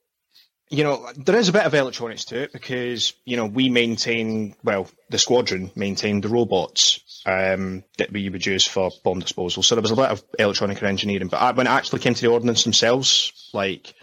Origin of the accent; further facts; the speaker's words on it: Scotland, United Kingdom; moved away as an adult; also born or lived in South of England; now in England, United Kingdom; when I grew up in Scotland, there wasn't a lot of opportunities for jobs or anything like